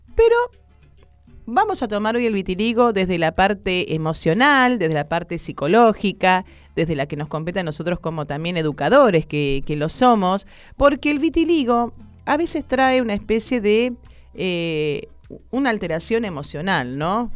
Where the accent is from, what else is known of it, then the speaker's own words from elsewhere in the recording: Buenos Aires, Argentina; Yo nací en, en, acá en Buenos Aires, en Capital Federal, me crié hasta los 15 años en el barrio de La Boca.